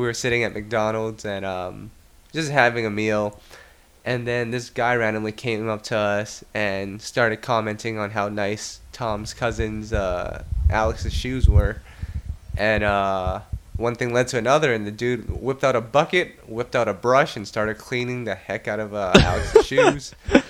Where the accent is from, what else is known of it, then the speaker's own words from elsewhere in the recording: Canada; I'm pretty good at this because, you know, I'm not from New York. So I know automatically the first response is, well, I'm not from here, so I don't have any American dollars on me. I'm from Canada.